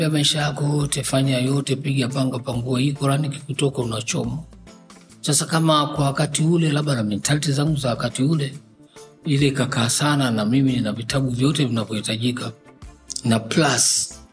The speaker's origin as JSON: {"language": "Swahili", "region": "Tabora", "country": "Tanzania", "tie": "born or raised there", "also_born_or_lived": "Dar es Salaam", "said": "lakini nilipelekwa Tabora kutoka Dar es Salaam nilipozaliwa, nikaenda kupelekwa katika chuo cha Maalim Ahmad bin Salum"}